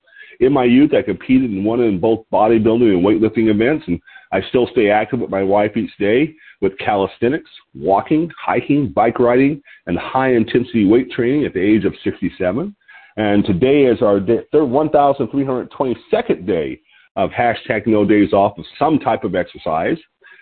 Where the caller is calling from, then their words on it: Lompoc, California, United States; I'm your host today, and I'm calling from Lompoc, L-O-M-P-O-C, Lompoc, California, which sits 54 miles north of Santa Barbara on the California Central Coast.